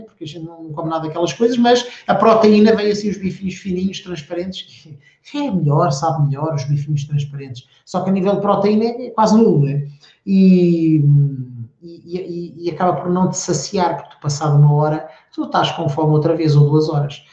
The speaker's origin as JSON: {"language": "Portuguese", "region": "the interior of Portugal", "country": "Portugal", "tie": "born or raised there", "said": "eu sou do interior, eu não, sou, eu não nasci em Portugal, mas vivi a minha infância toda no interior"}